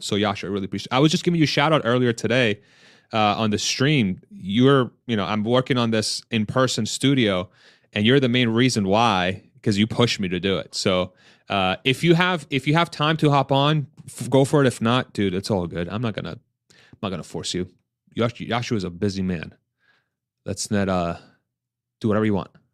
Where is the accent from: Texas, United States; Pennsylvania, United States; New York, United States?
Pennsylvania, United States; now in Austin, United States; I'm from Pennsylvania, I'm from the Northeast